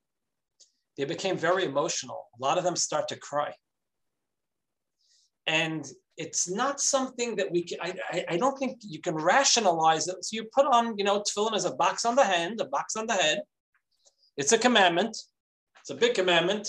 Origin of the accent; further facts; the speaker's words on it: New York City, New York, United States; moved away as an adult; now in Florida, United States; Growing up in Brooklyn, going to Manhattan